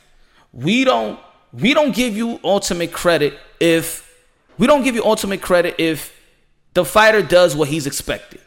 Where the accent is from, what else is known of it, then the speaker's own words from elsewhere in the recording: New York City, New York, United States; I'm from New York City. Shout out Harlem. Wash Heights